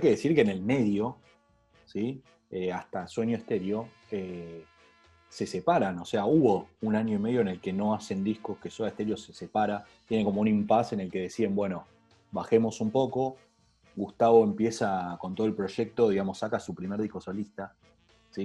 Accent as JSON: {"language": "Spanish", "country": "Argentina", "said": "necesitamos como argentinos"}